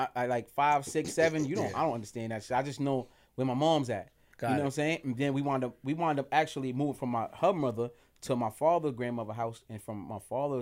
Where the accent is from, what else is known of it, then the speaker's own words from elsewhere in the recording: Bronx, New York, United States; also born or lived in Harlem; in the Bronx, Castle Hill Project. That's where I'm a BX representative. That's where my roots begin as like a child. That's where I grew up at.